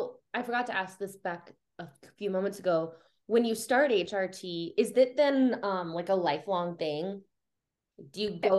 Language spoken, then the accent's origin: English; Midwest, United States; now in Denver, United States; I'm from the Midwest